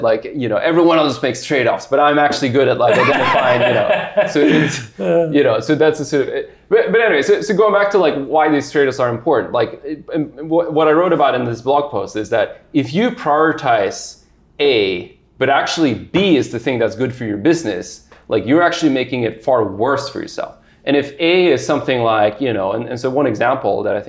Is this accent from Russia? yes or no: no; Sweden; moved away; I grew up in Sweden